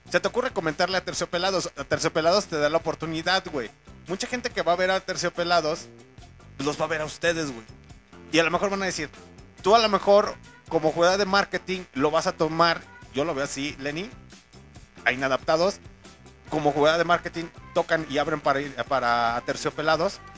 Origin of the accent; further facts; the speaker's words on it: León, Guanajuato, Mexico; accent: chilango; Sí, señores, soy de León, Guanajuato, se me sale lo chilango, pero un pinche chilango nace donde se le pega la rechingada gana.